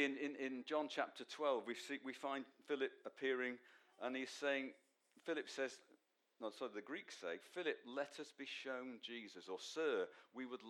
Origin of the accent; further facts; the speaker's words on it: Manchester, North West England, United Kingdom; from Manchester, son of Len